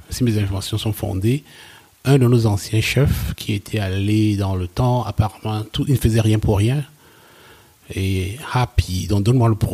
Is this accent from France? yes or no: no; West Cameroon, Cameroon; moved away as an adult; also born or lived in Germany; je viens, de l'ouest, de l'ouest du Cameroun